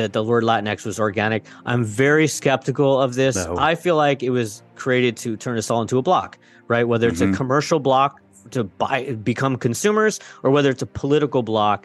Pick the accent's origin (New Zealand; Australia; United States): United States; West Coast; I grew up on the West Coast